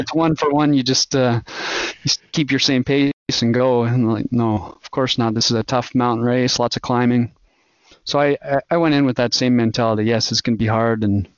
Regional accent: Alberta, Canada; moved away as an adult; also born or lived in Edmonton, Alberta; now in Sugar Land, Texas, United States; Alberta, Canada originally

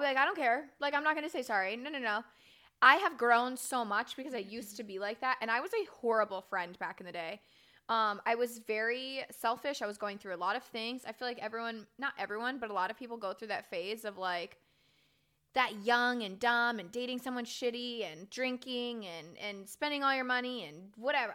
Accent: Florida, United States; moved away as an adult; I was raised in Florida my entire life. I spent eighteen years there

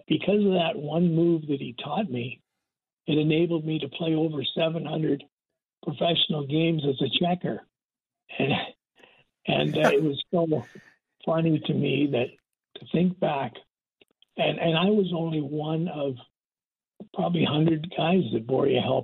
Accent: Toronto, Ontario, Canada; also born or lived in Regina, Saskatchewan; I'm originally from Regina, most of my growing up was in Toronto.

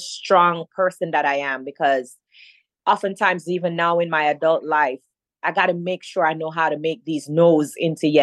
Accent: Jamaica; Growing up in Jamaica was hard for me

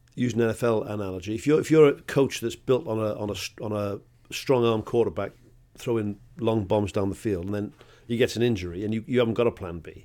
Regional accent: Wales, United Kingdom; I'm bloody Welsh

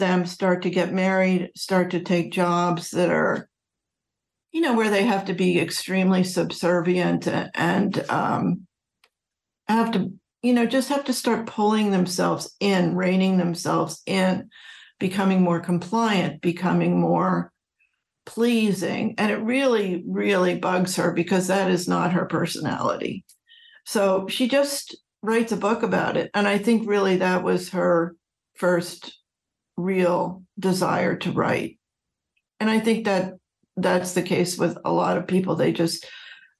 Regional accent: Philadelphia, Pennsylvania, United States; I grew up outside of Philadelphia

